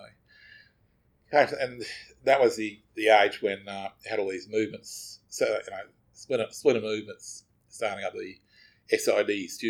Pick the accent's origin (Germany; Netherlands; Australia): Australia; Brisbane, Queensland; I'm born and raised in Brisbane. My mob come from through my maternal grandparents. Our mob. Traditional owners, custodians